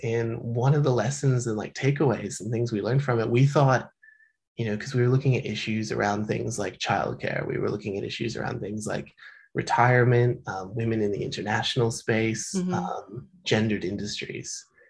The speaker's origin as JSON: {"language": "English", "town": "Melbourne", "region": "Victoria", "country": "Australia", "said": "But I spoke to Laura Jean McKay once because we're both from Melbourne"}